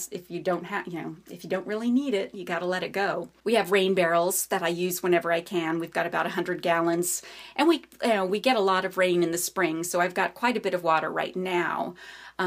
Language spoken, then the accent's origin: English; New Mexico, United States; now in Virginia, United States; I'm from New Mexico